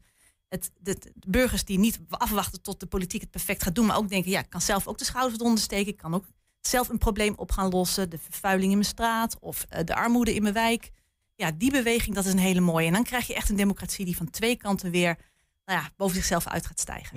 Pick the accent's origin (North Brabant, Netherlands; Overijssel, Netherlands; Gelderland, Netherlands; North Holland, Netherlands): Overijssel, Netherlands; Haaksbergen; moved away; ik kom zelf van oorsprong uit Haaksberg